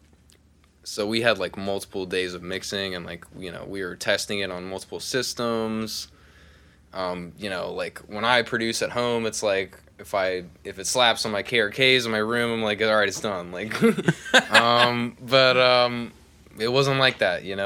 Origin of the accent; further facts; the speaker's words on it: Pottstown, Pennsylvania, United States; moved away as an adult; now in Nashville, United States; I'm originally from Pottstown, Pennsylvania.